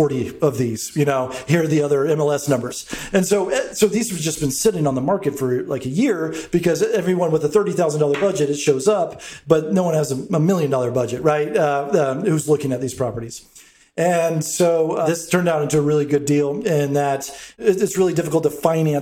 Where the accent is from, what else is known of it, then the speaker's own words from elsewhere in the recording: Atlanta, Georgia, United States; moved away as an adult; also born or lived in Brooklyn, New York; I was born and raised in Atlanta. And after spending 13 years in Brooklyn, came back to Atlanta.